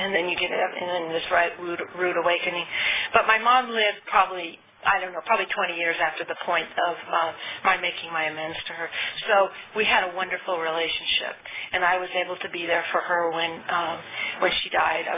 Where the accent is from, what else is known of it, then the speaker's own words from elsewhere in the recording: California, United States; also born or lived in Arizona; I was born and raised in California